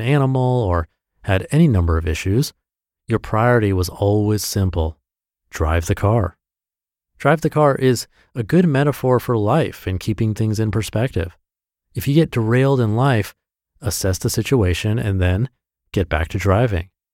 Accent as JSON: {"language": "English", "region": "Midwest", "country": "United States", "tie": "born or raised there", "said": "a kid growing up in the Midwest"}